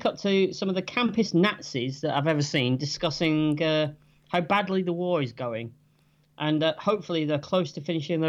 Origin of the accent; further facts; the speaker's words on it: England, United Kingdom; We are English at the end of the day.